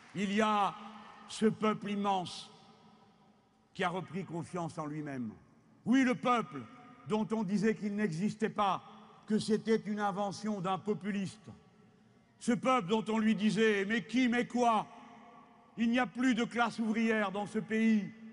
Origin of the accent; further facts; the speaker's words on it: France; Chez nous en France, chez nous en France